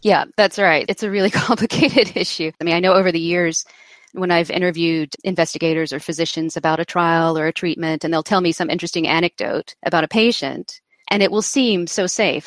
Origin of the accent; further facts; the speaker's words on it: United States; I'm American